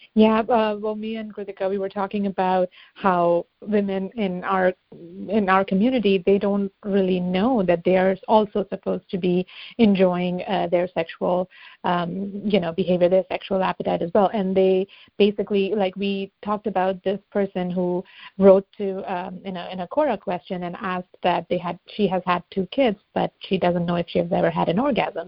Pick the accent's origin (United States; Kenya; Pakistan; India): India; moved away; I grew up in India